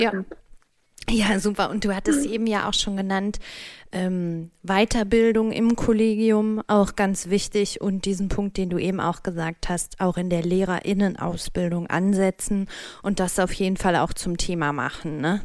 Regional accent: North Rhine-Westphalia, Germany; moved away; ich schicke liebe Grüße in meine Heimat Nordrhein-Westfalen

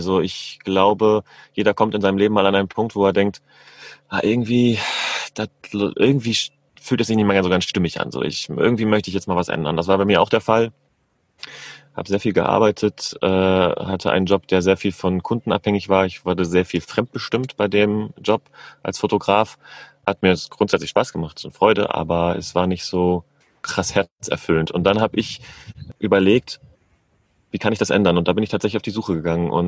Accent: Northern Germany, Germany; ich bin 40 Jahre jung, ich komme ursprünglich aus Norddeutschland, bin in meinem Leben schon ganz schön viel durch die Gegend gereist

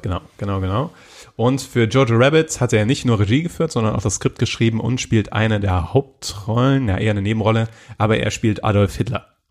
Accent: Germany; als Deutscher oder in Deutschland

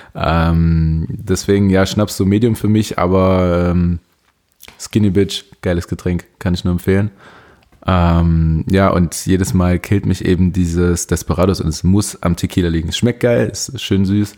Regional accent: Leipzig, Saxony, Germany; also ich bin Leipziger und ich glaube, ich sechse relativ wenig. Ich bin hier geboren.

